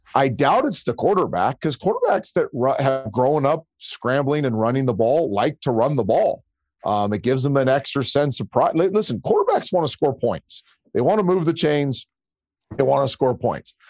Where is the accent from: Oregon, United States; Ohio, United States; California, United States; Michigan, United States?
California, United States; Bay Area; I grew up in the Bay Area